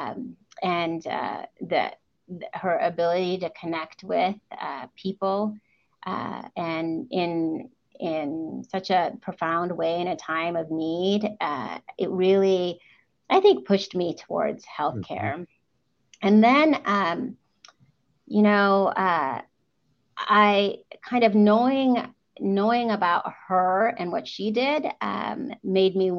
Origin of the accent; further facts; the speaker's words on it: United States; first language English; also born or lived in Walla Walla, Washington; I immigrated to the United States when I was 3 months old. So I am probably as an immigrant, as American as it gets, seeing as I've lived a majority of my life here and I actually only speak English